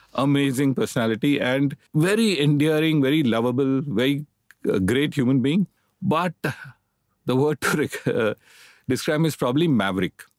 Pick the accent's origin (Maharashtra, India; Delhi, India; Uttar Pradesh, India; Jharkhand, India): Maharashtra, India; Mumbai; I grew up in Bombay, educated in Bombay. All my life I've lived in Bombay.